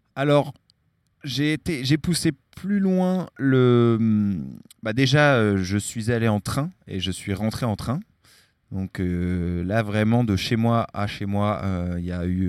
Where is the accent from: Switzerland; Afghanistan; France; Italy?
France; Larmor-Plage, Brittany; also born or lived in San Francisco; now in Marseille, France; Je suis originaire de Bretagne.